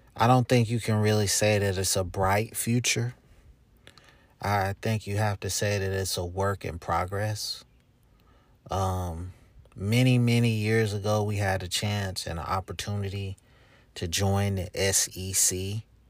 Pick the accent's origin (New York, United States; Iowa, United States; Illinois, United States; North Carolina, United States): North Carolina, United States; Charlotte; my hometown, Charlotte, North Carolina.